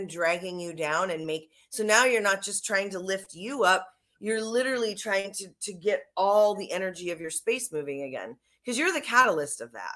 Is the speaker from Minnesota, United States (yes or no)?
yes; Minnesota, United States; moved away; I'm from Minnesota too, originally